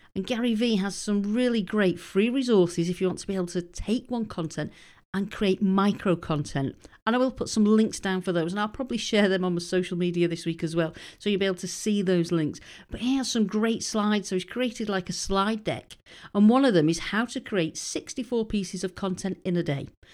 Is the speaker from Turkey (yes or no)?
no; United Kingdom; moved away as an adult; being British and having moved over there